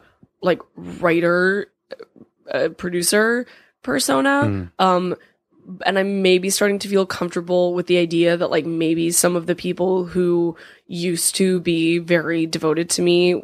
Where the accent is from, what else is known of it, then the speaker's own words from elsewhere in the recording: California, United States; I'm from California, so I know.